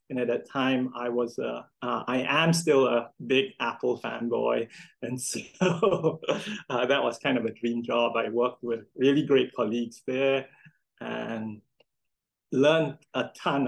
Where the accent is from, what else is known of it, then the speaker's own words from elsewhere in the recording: Singapore; I grew up in Singapore